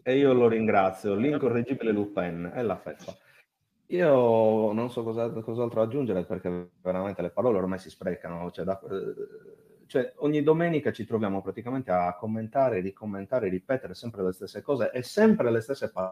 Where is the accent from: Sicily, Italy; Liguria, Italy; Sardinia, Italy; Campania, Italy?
Sardinia, Italy; Nuoro; now in Cagliari, Italy; ma sono di Nuoro.